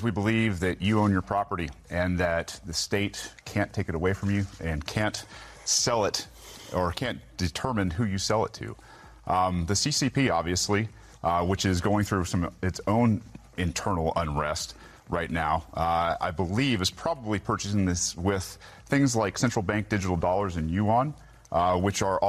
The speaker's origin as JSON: {"language": "English", "region": "Georgia", "country": "United States", "said": "as Georgians and as executives"}